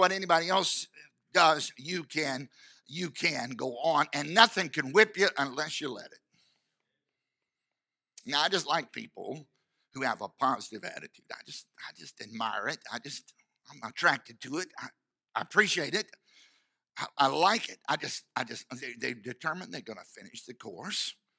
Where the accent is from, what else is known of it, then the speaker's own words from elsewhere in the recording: United States; I'm an American